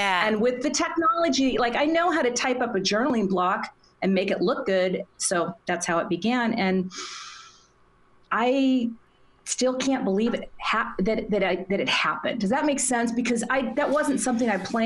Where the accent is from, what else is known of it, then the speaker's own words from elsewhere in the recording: Minnesota, United States; in Minnesota and right next to my hometown.